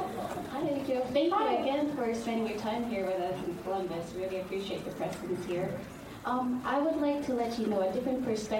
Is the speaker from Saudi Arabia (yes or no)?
yes; Saudi Arabia; moved away; I was born and raised in Saudi Arabia.